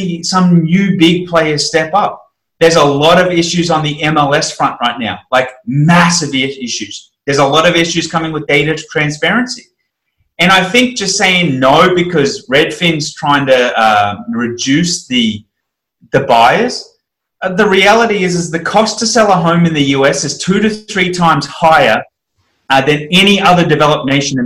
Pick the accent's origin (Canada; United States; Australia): Australia; I'm an Australian